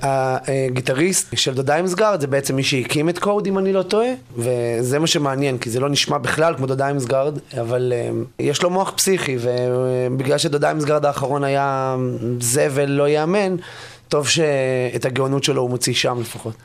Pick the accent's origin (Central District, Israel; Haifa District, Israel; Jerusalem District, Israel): Jerusalem District, Israel; Jerusalem; אני ירושלמי